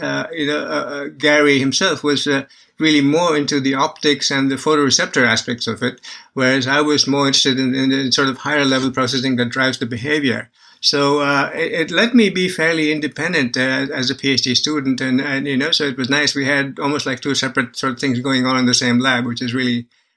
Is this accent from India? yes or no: yes; India; moved away; also born or lived in Bangalore; I was born and raised in India